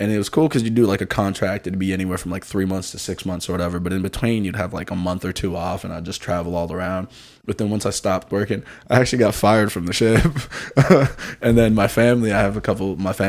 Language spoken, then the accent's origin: English; Denver, Colorado, United States; moved away as an adult; also born or lived in Africa / Worcester, Massachusetts; now in Austin, United States; I grew up in Denver, so I moved to Denver when I was like 5. I moved from Africa to Denver, and then I grew up in Denver pretty much like my whole life.